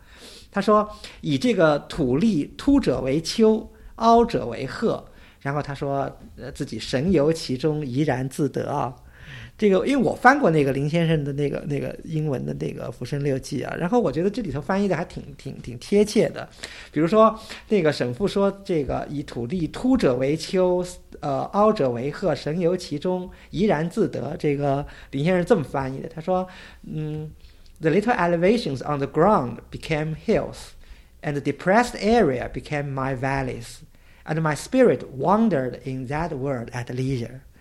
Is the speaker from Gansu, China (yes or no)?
no; Suzhou, Jiangsu, China; 作为一个苏州人吧，作为熟悉这些园林或者熟悉这些地名的这个一个一位苏州人